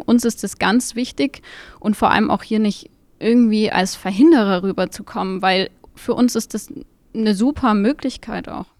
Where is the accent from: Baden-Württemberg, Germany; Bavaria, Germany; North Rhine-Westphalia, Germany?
Bavaria, Germany; Munich; ich komme aus München